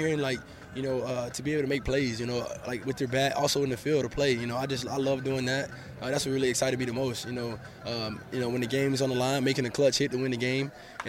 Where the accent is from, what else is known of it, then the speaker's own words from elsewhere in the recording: Montgomery, Alabama, United States; I'm from Montgomery